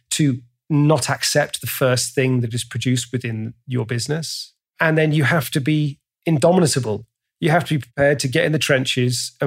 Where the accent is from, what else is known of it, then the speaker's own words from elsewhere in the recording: England, United Kingdom; I'm English